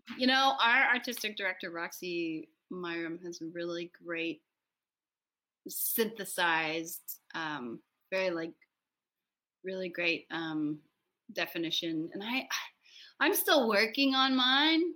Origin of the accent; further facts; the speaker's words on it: United States; I am from the United States, and I'm the director